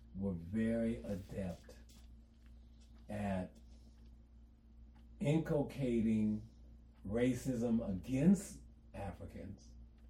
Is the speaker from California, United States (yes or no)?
yes; Los Angeles, California, United States; I was born and raised in Los Angeles. I've lived in East LA on Eastern Avenue, right near Cal State LA.